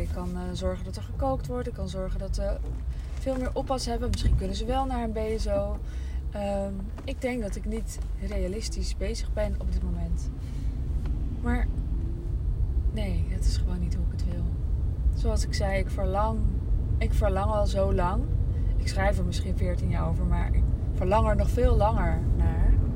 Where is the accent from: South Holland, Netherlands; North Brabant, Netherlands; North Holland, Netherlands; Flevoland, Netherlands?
North Holland, Netherlands; Amsterdam; moved away as an adult; Ik kwam uit Amsterdam